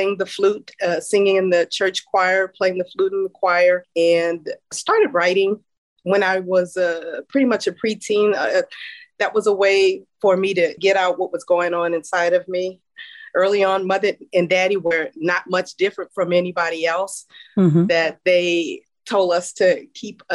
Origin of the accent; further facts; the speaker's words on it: New Orleans, Louisiana, United States; I grew up in New Orleans in an area called Pochetrain Park, and mother and daddy raised four of us.